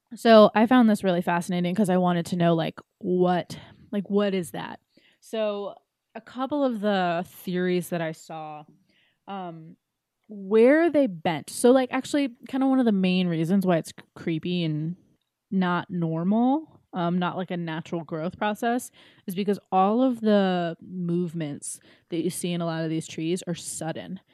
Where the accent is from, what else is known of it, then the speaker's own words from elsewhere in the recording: East Coast, United States; I'm too from the East Coast